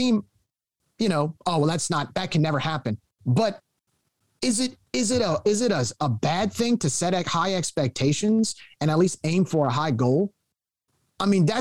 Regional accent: Cajun, Louisiana, United States; our actual Cajun culture

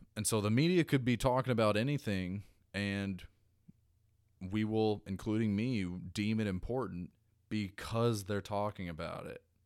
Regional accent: United States; I'm an American. I'm an American first, and I'm an American last

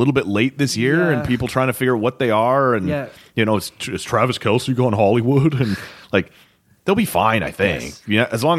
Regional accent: Canada; now in Ottawa, Canada; especially as a Canadian

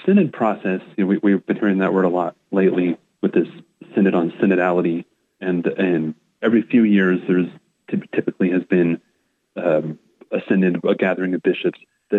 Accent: Portland, Oregon, United States; moved away; I grew up born and raised in the Archdiocese, couple different locations, all within the kind of Portland metro or Willamette Valley area.

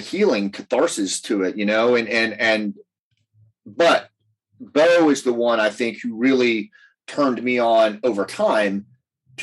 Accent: Appalachia, United States; I come from Appalachia

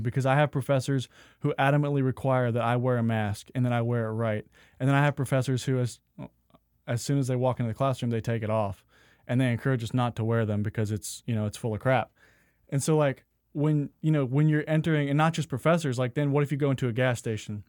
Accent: the South, United States; also born or lived in Phoenix; growing up in the South

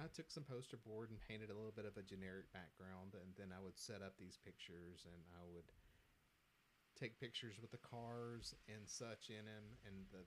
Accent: Virginia, United States; moved away; my hometown of back in Virginia

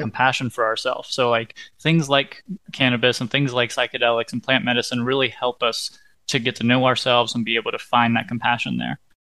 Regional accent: West Virginia, United States; I'm from West Virginia

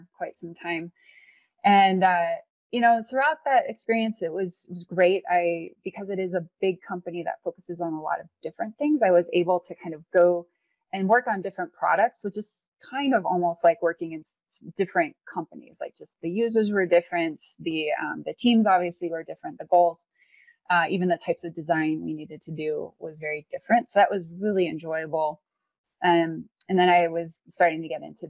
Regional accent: Illinois, United States; moved away; also born or lived in St. Louis, Missouri; I was born in St. Louis, but raised in Illinois most of my life.

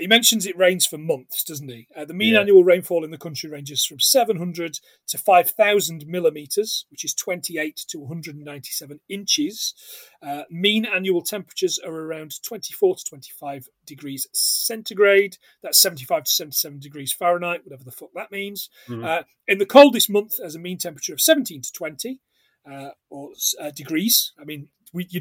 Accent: Scotland, United Kingdom; We are a Scottish podcast

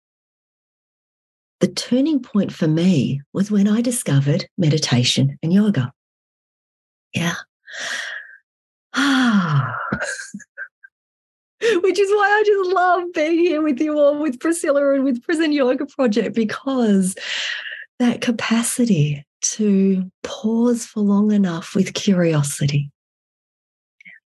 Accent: Australia; moved away as an adult; also born or lived in Vietnam; now in Fairbanks, United States; I was born in Vietnam. I was raised in Australia. And these days I live in Fairbanks, Alaska

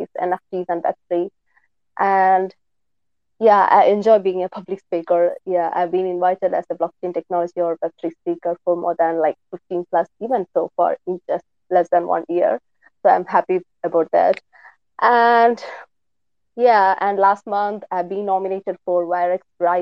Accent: India; moved away as an adult; now in London, United Kingdom; I'm from India, but currently living in London.

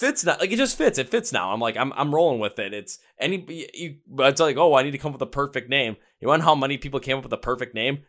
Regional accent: Wisconsin, United States; I am from Wisconsin

